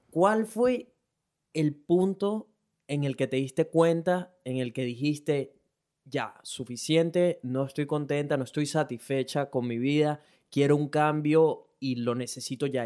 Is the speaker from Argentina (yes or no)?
no; Venezuela; now in Brisbane, Australia; Soy un latino, específicamente venezolano, que vive en Brisbane, Australia.